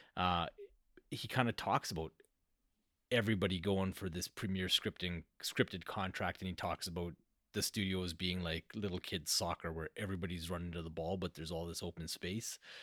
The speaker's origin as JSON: {"language": "English", "country": "Canada", "said": "I'm Canadian."}